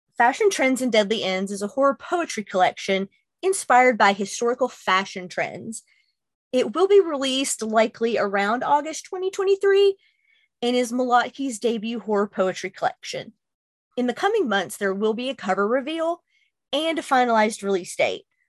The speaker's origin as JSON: {"language": "English", "region": "Kentucky", "country": "United States", "tie": "born or raised there", "said": "my home state of Kentucky"}